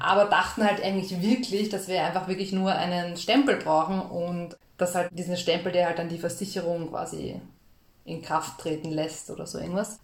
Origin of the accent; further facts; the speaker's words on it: Austria; wir sind halt aus Österreich